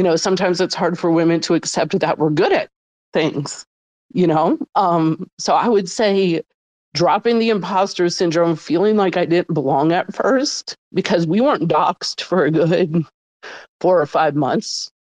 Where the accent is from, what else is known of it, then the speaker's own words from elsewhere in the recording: New Orleans, Louisiana, United States; I'm from New Orleans, and they have a voodoo flavor and a crawtater flavor that just remind me when I was young and I used to go to concerts in New Orleans